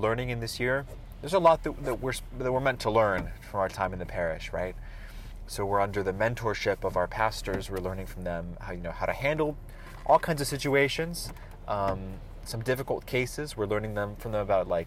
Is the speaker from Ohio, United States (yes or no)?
no; Roseburg, Oregon, United States; now in Eugene, United States; my hometown of Roseburg